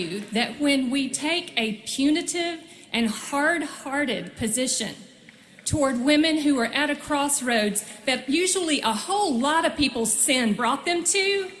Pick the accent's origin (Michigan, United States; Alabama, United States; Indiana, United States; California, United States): Alabama, United States; Dothan; my hometown of Dothan, Alabama.